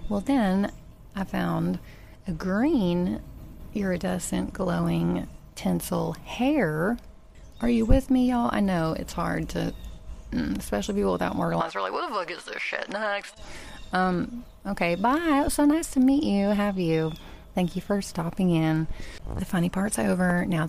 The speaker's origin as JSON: {"language": "English", "region": "Tennessee", "country": "United States", "tie": "born or raised there", "said": "When I was growing up in Tennessee, you could take English as a foreign language."}